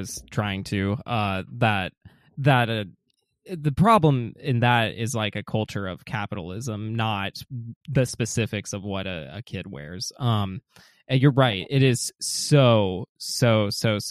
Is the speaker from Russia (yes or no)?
no; Atlanta, Georgia, United States; I'm from Atlanta, I'm from the South. It gets insanely hot down here.